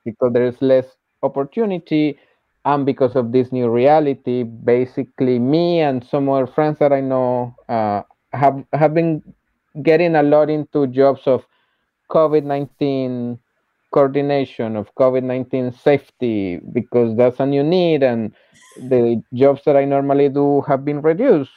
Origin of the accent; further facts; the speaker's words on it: Colombia; moved away as an adult; I was working uh, as a teacher in colombia because I'm from Colombia